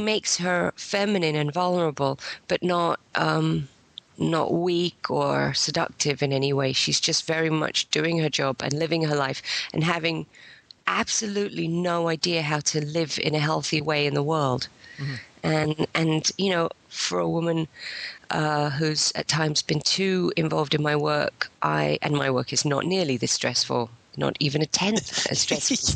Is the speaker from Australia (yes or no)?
no; England, United Kingdom; I'm English and only partly American